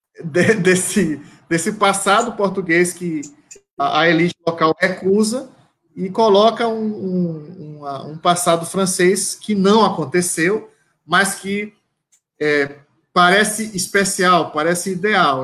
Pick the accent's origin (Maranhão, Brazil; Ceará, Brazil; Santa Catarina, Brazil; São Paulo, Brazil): Maranhão, Brazil; Caxias; eu sou de Caxias, né, nasci em Caxias.